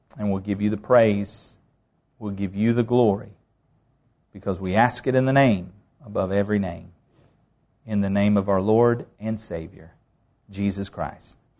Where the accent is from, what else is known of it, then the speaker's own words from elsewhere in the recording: the South, United States; I'm Southerner